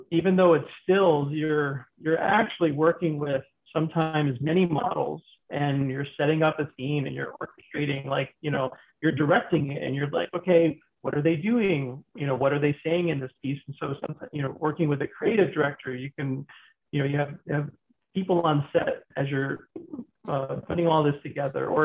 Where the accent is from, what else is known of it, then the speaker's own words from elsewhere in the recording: Pennsylvania, United States; born there; also born or lived in New York / Florida / Michigan; now in Arizona, United States; I was born in Pennsylvania, and I've I've lived in Florida